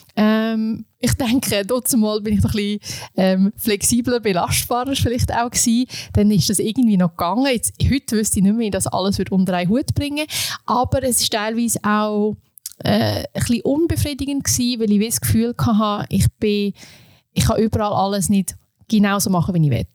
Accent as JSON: {"language": "German", "town": "Beinwil am See", "region": "Aargau", "country": "Switzerland", "tie": "born or raised there", "also_born_or_lived": "Indonesia", "lives_now": "Aarau, Switzerland", "said": "Ich komme ursprünglich aus dem Aargau, ähm, aus Beinwil am See. Dort bin ich aufgewachsen"}